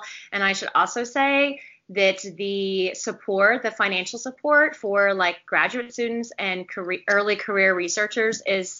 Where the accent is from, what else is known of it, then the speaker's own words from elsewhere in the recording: Richmond, Virginia, United States; moved away as an adult; also born or lived in South Carolina / Florida; I'm from Richmond, Virginia.